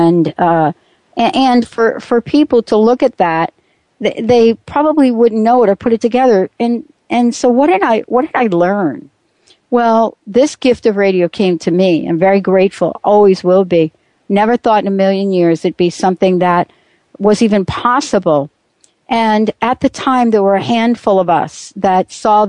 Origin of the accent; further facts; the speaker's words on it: East Coast, United States; now in Pacific Northwest, United States; I'm from the East Coast